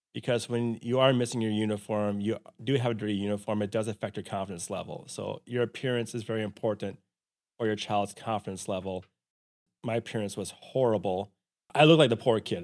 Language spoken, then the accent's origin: English; Silver Lake, Brownton, Minnesota, United States; we moved from Silver Lake to Brownton, Minnesota